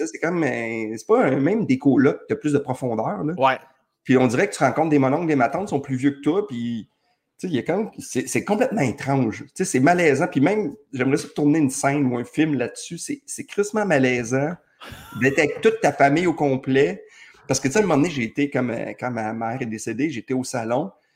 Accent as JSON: {"language": "French", "town": "Saint-Jérôme", "region": "Quebec", "country": "Canada", "tie": "born or raised there", "moved": "yes", "said": "Je suis né à Saint-Jérôme"}